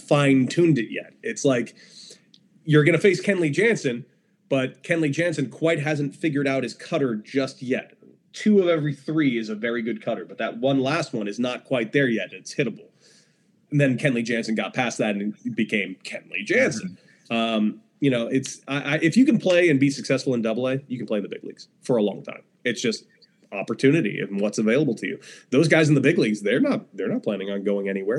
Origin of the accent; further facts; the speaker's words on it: Los Angeles, California, United States; Growing up in Los Angeles